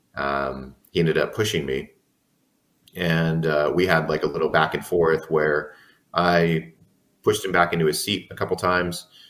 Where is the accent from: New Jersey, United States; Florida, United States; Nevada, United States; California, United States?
California, United States; San Diego; I'm born and raised in San Diego.